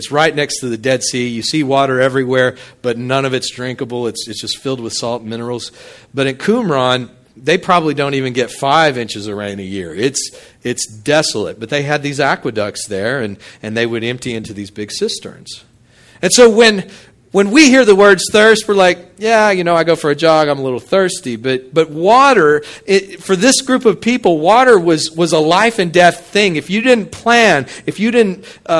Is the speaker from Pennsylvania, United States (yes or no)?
no; Midland, Texas, United States; now in Hammond, United States; I grew up out in West Texas, Midland, and the annual rainfall was something like 9 to 11 inches in a year